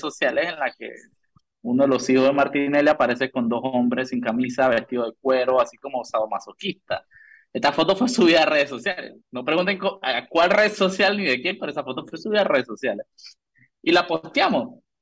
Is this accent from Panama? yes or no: yes; Panama; soy de Panamá